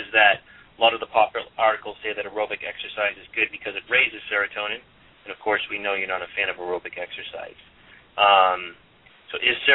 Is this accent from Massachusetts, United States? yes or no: yes; Boston, Massachusetts, United States; moved away; I'm from Boston originally